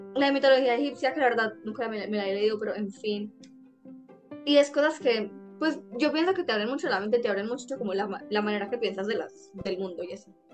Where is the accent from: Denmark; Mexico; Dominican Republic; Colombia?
Colombia; Antioquia; súper antioqueña de mi parte